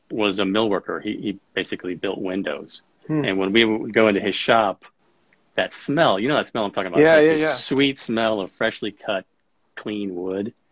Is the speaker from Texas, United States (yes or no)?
no; Rockford, Illinois, United States; moved away as an adult; now in Colorado, United States; I grew up in Rockford, Illinois